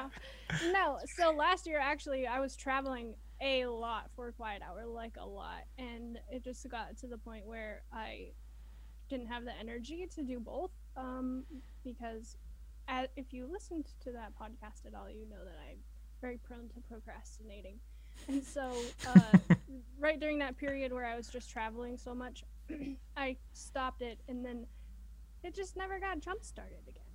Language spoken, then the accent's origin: English; Texas, United States; I'm from Texas